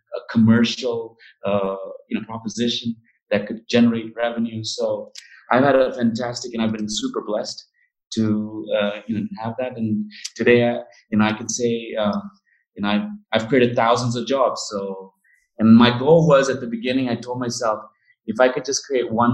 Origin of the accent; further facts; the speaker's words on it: India; since I was a small kid growing up in India